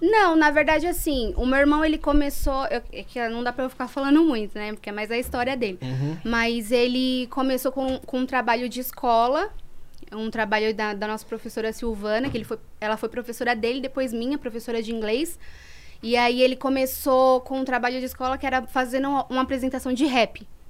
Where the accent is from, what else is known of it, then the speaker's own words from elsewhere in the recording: São Paulo, Brazil; also born or lived in Guaianases / Jardim Eliane / Cohab 1 / Avenida São Miguel; eu nasci em Guaianazes, no Hospital de Guaianazes. E aí eu cheguei a morar na favela do Jardim Eliane e depois eu me mudei para Vila Carrão, com 3 anos de idade. Aí morei até os 17